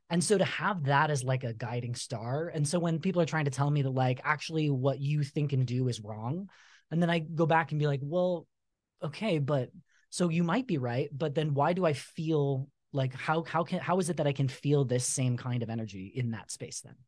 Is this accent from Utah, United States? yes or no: yes; Utah, United States; also born or lived in Southern California; when we moved here to Utah, so we're originally from Southern California. When we moved to Utah, uh, when you move into a new ward, you know, everybody gives out, stands up and gives a talk